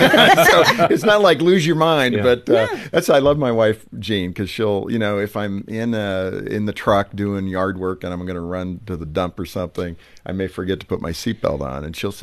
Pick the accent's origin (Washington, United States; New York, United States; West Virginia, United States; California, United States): California, United States; I grew up in California, so I, you know, it's kind of a thrill as a kid when you got the rumble.